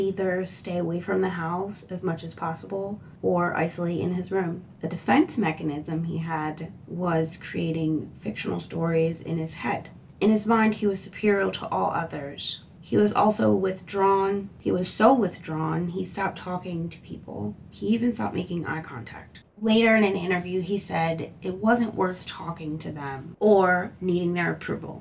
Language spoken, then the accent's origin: English; Philadelphia, Pennsylvania, United States; I'm originally from Philadelphia. I still live in PA, a little bit further away from where I grew up at.